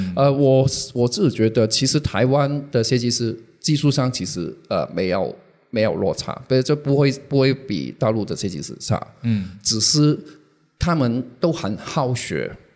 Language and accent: Chinese; Hong Kong; 我是香港人，然后我之前是，一直是做杂志